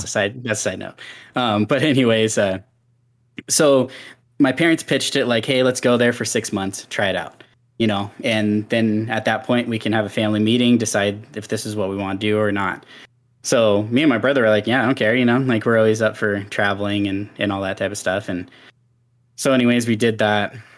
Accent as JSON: {"language": "English", "town": "Seattle", "region": "Washington", "country": "United States", "tie": "born or raised there", "also_born_or_lived": "Wyoming", "moved": "yes", "said": "We moved from Washington State to Wyoming"}